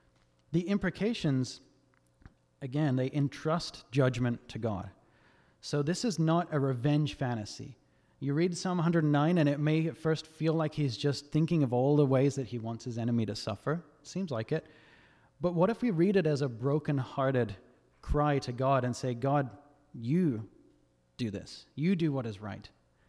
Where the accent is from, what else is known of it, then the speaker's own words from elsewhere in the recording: Australia; now in United States; I'm not from America. I'm actually Australian, believe it or not. I know my accent's all over the place. But when I first moved here a couple of years ago